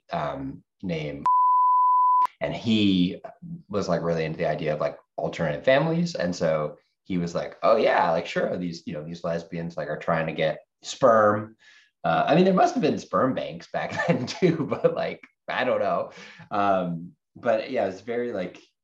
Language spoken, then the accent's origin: English; Brookline, Massachusetts, United States; So I grew up in Boston, just outside of Boston, in a town called Brookline.